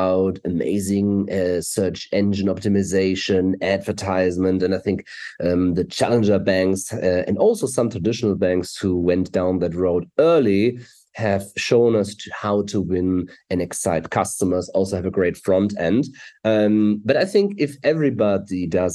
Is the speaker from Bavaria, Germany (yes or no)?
no; Hamburg, Germany; English is a second language; I'm from Germany, Hamburg, Germany. We're here. We live in Hamburg, Germany.